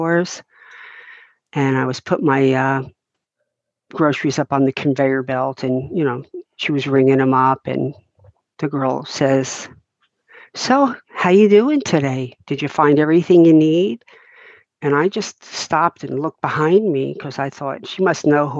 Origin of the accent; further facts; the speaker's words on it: New Jersey, United States; moved away as an adult; also born or lived in Florida; now in Deltona, Florida, United States; when I lived in New Jersey, I was in my same childhood home for 18 years